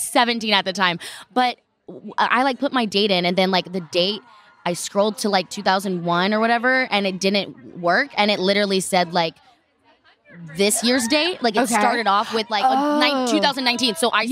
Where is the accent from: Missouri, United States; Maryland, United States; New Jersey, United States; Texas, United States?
Texas, United States; now in California, United States; I'm from Texas.